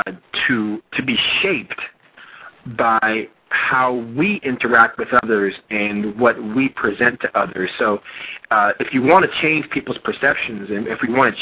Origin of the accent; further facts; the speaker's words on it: New Jersey, United States; my years growing up in New Jersey